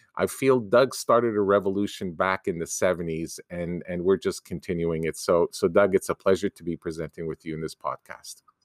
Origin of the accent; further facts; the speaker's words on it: Canada; a Canadian university as a Canadian